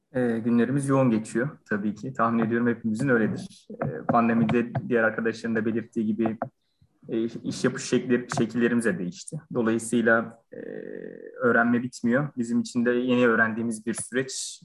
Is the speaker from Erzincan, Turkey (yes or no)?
no; Burhaniye, Balıkesir, Turkey; Balıkesir Burhaniye doğumluyum.